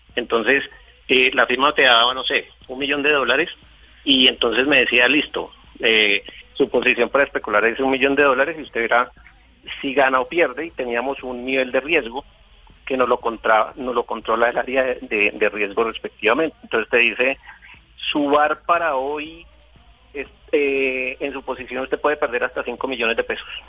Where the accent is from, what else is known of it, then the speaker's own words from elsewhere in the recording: Valle del Cauca, Colombia; moved away as an adult; now in Bogotá, Colombia; Estoy en Bogotá, soy del Valle del Cauca, llevo en Bogotá eh, 14 años, me vine por temas de trabajo